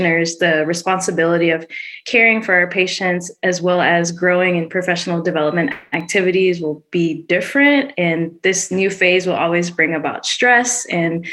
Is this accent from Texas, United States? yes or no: yes; Dallas, Texas, United States; I'm originally from Dallas